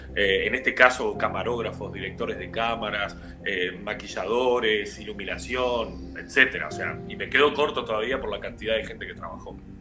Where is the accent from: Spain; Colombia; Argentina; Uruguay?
Uruguay; Montevideo; soy de Uruguay, soy de Montevideo, capital de Uruguay